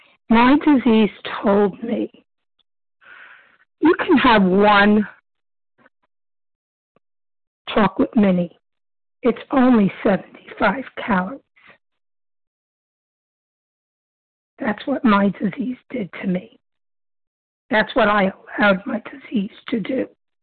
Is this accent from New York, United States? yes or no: yes; Brooklyn, New York, United States; Brooklyn, New York.